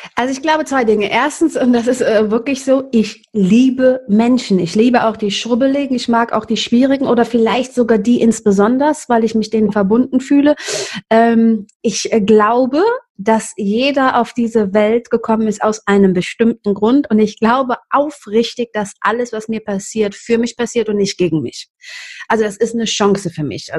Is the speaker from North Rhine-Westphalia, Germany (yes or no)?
yes; Cologne, North Rhine-Westphalia, Germany; aufgewachsen in Köln-Kalk in einem Milieu, also ich bin nicht in Köln-Kalk, in Humboldt-Gremmesch, das ist bei Kalk